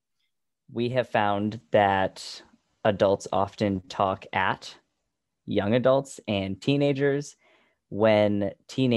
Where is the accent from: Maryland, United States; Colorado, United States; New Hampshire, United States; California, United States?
New Hampshire, United States; So Heather and I, as far as I know, were both born and raised in the New Hampshire area.